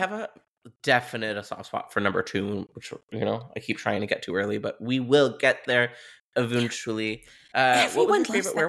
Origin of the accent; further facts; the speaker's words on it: Ontario, Canada; Something I want to bring up as a Canadian diva is this movie, it just reeks of Southern Ontario Gothic.